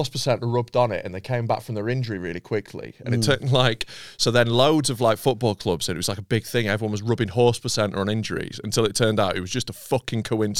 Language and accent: English; Harrogate district, Yorkshire and the Humber, United Kingdom; Harrogate district. We're not Harrogate. I'm not from Harrogate. I'm from the town down the road.